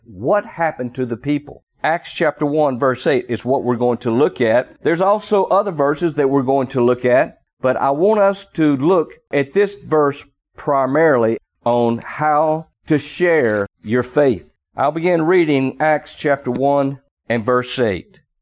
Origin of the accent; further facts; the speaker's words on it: the South, United States; accent: strong Southern drawl; I have somewhat of a strong Southern drawl.